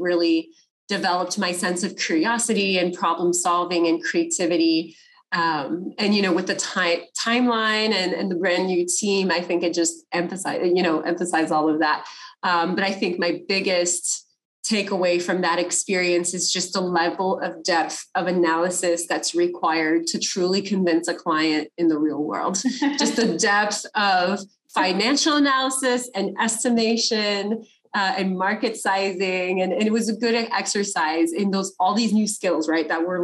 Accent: California, United States; I'm from California.

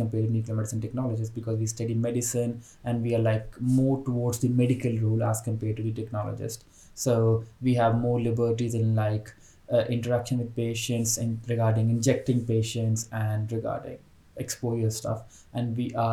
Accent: Pakistan; moved away as an adult; now in Birmingham, United Kingdom; I'm from Pakistan. So I'm on Tier 2 skilled worker visa in Britain

